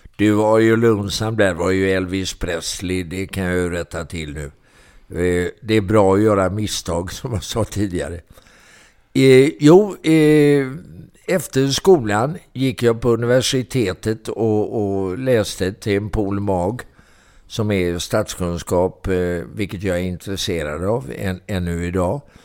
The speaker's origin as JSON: {"language": "Swedish", "town": "Mölnlycke", "region": "Västra Götaland", "country": "Sweden", "tie": "born or raised there", "also_born_or_lived": "Gothenburg", "said": "Jag är en bit utanför uppvuxen och eh, bodde i Mönlycke"}